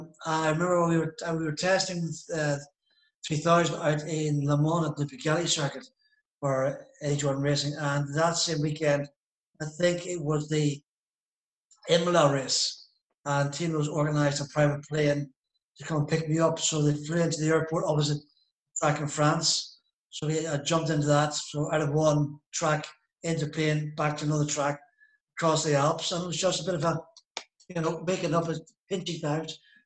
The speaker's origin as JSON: {"language": "English", "region": "East of England", "country": "United Kingdom", "tie": "born or raised there", "accent": "Norfolk", "said": "I've been managed to sort of stay locally here. I'm a local boy with my Norfolk accent, which you can tell."}